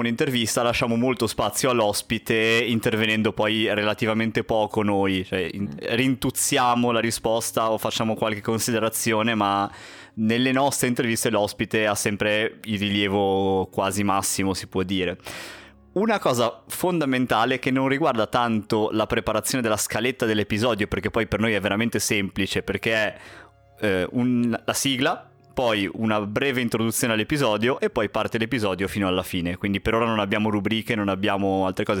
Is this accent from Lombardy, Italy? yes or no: no; Genoa, Liguria, Italy; siamo di Genova